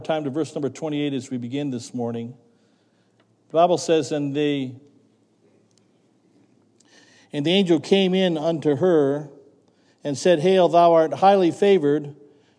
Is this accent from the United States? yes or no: yes; Ohio, United States; now in Connecticut, United States; I never heard of any of our towns that we now live in when I grew up out in Ohio